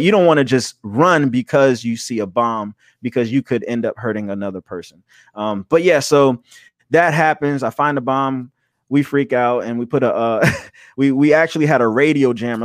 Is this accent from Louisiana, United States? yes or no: no; Charleston, South Carolina, United States; I'm from Charleston, South Carolina